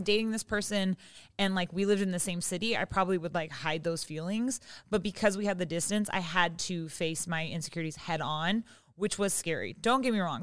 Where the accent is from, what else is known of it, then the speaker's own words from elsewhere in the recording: Seattle, Washington, United States; now in Los Angeles, United States; I'm from Seattle and I live